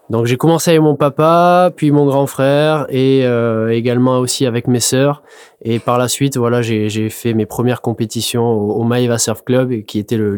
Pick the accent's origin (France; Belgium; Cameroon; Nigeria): France; north of the Landes, Nouvelle-Aquitaine; je donc je suis demi misant dans le nord des Landes.